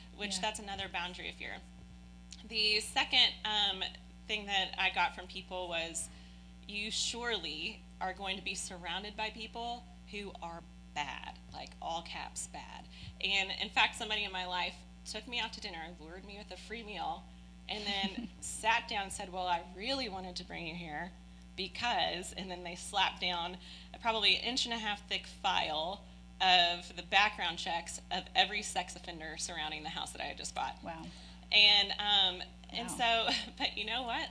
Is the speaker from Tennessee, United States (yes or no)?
no; Oldham County, Kentucky, United States; also born or lived in Prospect, Kentucky / Shelby Park, Louisville; now in Louisville, United States; spent my entire childhood out in Oldham County um, which we all know is a very wealthy land. Um, and so I was raised there.